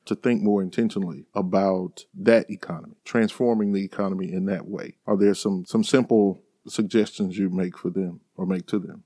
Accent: Sunflower County, Mississippi Delta, United States; moved away; I grew up in Sunflower County

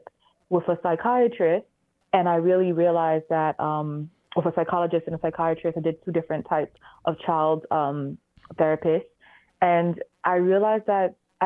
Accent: Manchester, North West England, United Kingdom; I was raised in Manchester, England

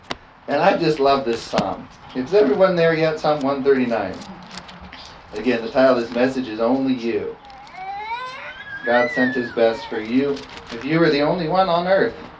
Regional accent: California, United States; I was from California

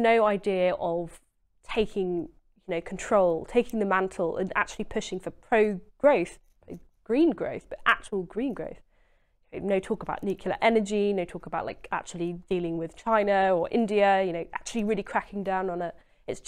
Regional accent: Maldon, East of England, United Kingdom; also born or lived in Southend; I'm an Essex girl, {S0} Yeah. {S1} But I lived in Maldon, which is a small town in North Essex.

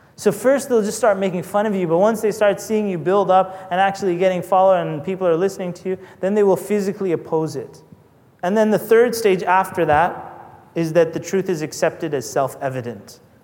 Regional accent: Canada; I'm not American anyway. I'm Canadian

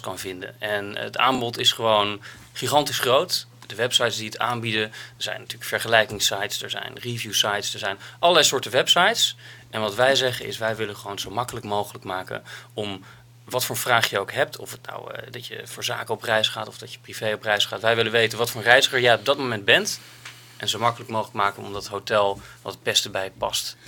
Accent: Netherlands; als Nederlanders

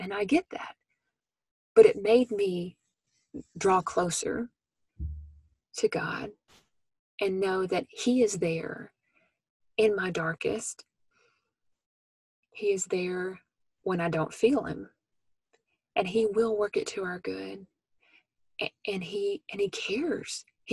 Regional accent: Memphis, Tennessee, United States; moved away; my hometown in Memphis, Tennessee

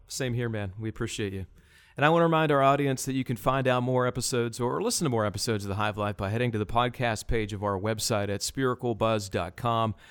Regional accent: Johnstown, Pennsylvania, United States; moved away as an adult; also born or lived in Charlotte; I was in Johnstown, which was my hometown.

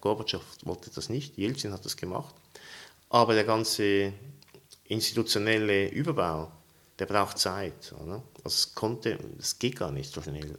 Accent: Zurich, Switzerland; moved away as an adult; also born or lived in St. Petersburg, Russia; now in Uster, Switzerland; obwohl ich in Zürich aufgewachsen bin

